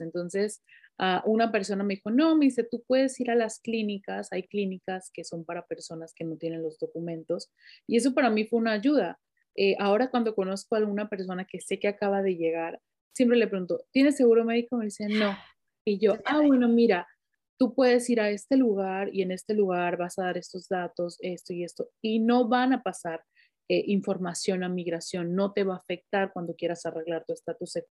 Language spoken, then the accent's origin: Spanish; Mexico; moved away as an adult; tú y yo somos mexicanas